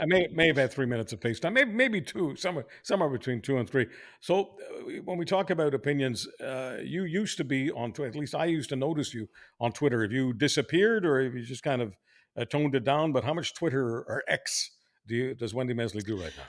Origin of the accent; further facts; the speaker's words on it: Montreal, Quebec, Canada; now in Toronto, Canada; I grew up in Montreal where it was just so mainstream